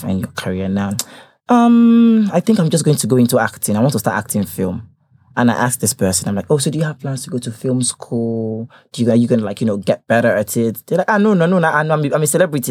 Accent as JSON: {"language": "English", "country": "Nigeria", "moved": "as an adult", "lives_now": "United Kingdom", "said": "Nigeria is still home for me"}